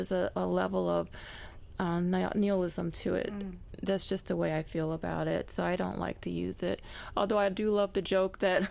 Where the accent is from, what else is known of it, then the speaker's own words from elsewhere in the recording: Chicago, Illinois, United States; I was born in Chicago, but raised Southern. So my family was from the South